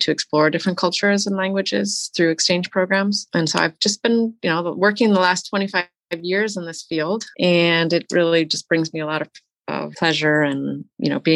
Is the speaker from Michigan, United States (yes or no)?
yes; Detroit, Michigan, United States; I grew up outside of Detroit, Michigan